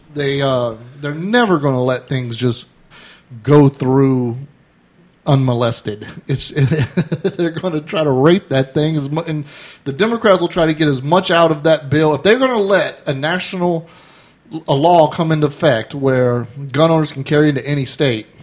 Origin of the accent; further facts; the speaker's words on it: Florida, United States; we're from Florida